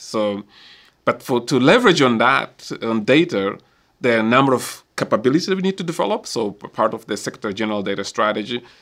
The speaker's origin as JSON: {"language": "English", "country": "Mozambique", "said": "my own country, so I can use Mozambique, because I'm from Mozambique"}